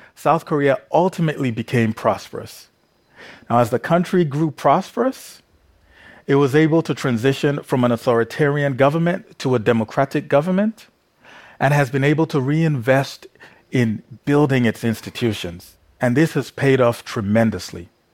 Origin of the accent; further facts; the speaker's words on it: Nigeria; growing up in Nigeria